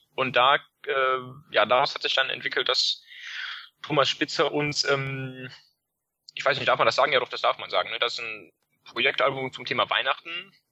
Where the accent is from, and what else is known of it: Leverkusen, North Rhine-Westphalia, Germany; born or raised there